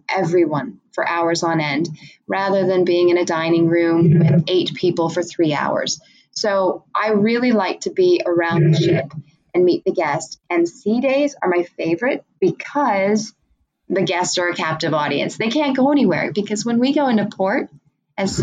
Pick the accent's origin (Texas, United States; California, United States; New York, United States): California, United States; San Francisco; my hometown of San Francisco